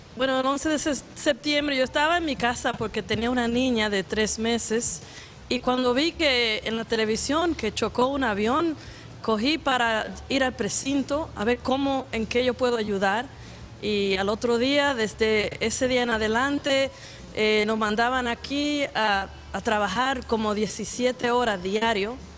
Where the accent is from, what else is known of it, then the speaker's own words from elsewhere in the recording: Dominican Republic; now in New York, United States; yo soy de la República Dominicana